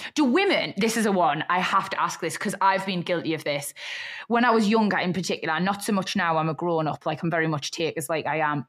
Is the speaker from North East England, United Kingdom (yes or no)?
yes; Newcastle upon Tyne, North East England, United Kingdom; accent: Geordie; moved away as an adult; also born or lived in Liverpool; now in London, United Kingdom; born and bred Geordie